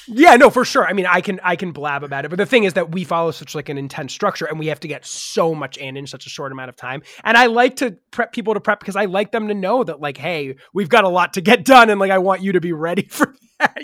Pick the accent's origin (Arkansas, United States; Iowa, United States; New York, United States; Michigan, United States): New York, United States; I grew up in New York